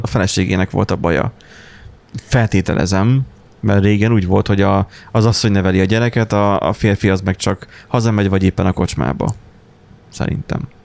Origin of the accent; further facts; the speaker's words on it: Borsod-Abaúj-Zemplén, Hungary; mert ugye a busz se nagyon járt, tehát borsodról van szó